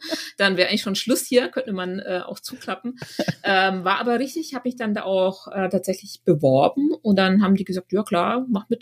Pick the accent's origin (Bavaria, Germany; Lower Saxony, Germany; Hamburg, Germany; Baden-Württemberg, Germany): Bavaria, Germany; Schwabach; tatsächlich bin ich in einem kleinen Dorf ähm, aufgewachsen in der Nähe von Schwabach